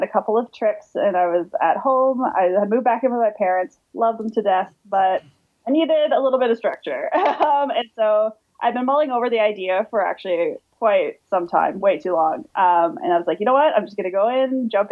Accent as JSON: {"language": "English", "town": "St. Catharines", "region": "Ontario", "country": "Canada", "tie": "born or raised there", "said": "Growing up in St. Catharines"}